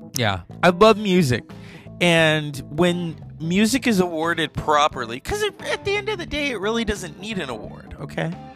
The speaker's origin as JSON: {"language": "English", "region": "Northern California", "country": "United States", "said": "I'm from Northern California"}